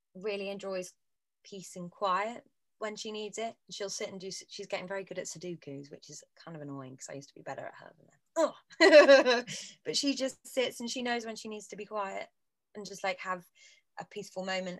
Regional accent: Bristol, South West England, United Kingdom; moved away as an adult; now in London, United Kingdom; we grew up together in Bristol

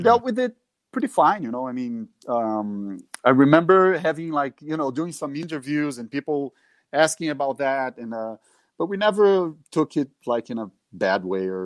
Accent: Minas Gerais, Brazil; English is a second language; I was born in a city close, but it's also Minas Gerais

